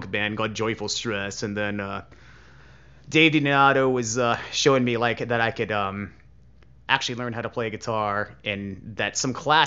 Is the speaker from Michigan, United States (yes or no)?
no; Williamsburg, Virginia, United States; moved away; also born or lived in Portsmouth, Virginia; moved the family to Williamsburg, Virginia, which is where I spent most of my childhood